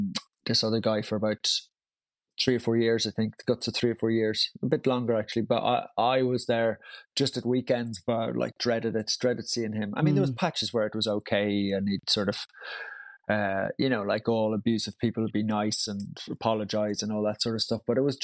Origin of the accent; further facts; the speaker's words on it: Brussels, Brussels-Capital Region, Belgium; also born or lived in Tyrone, United Kingdom; I grew up in Brussels, but was born in the north in Tyrone. And yeah, I've kept the, I mean, all my friends were Irish growing up abroad.